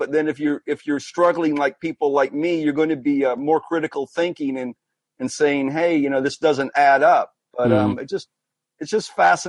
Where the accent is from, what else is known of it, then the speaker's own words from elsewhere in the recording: United States; I just want to make this last statement and I'm going to get up, but I'm from the United States